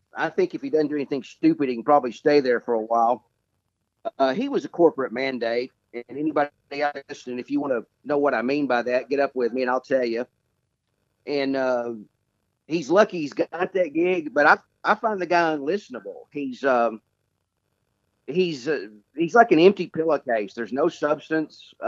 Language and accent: English; Chattanooga, Tennessee, United States; I was born and reared in Chattanooga, Tennessee